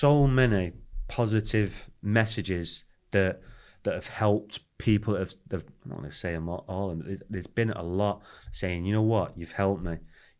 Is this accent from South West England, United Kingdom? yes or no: no; Wales, United Kingdom; So he likes to talk about Cardiff, and obviously we're Welsh, so we talk about Wales coming up.